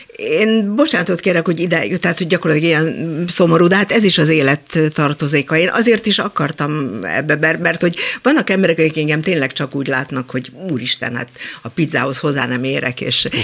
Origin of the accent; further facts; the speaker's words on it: Budapest, Hungary; also born or lived in Israel; én Csepelen nőttem fel